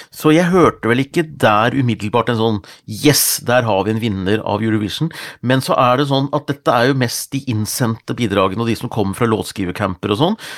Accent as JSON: {"language": "Norwegian", "town": "Gjøvik", "region": "Innlandet", "country": "Norway", "said": "jeg er fra Gjøvik"}